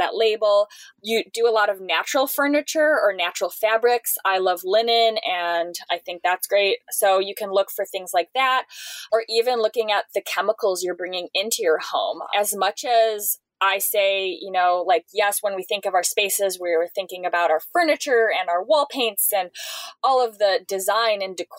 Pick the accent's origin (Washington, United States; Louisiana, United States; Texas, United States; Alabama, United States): Washington, United States; Seattle; I'm from Seattle.